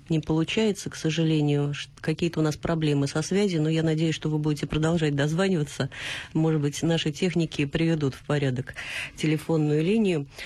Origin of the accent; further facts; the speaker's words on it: Tolyatti, Samara Oblast, Russia; Я из Тольятти.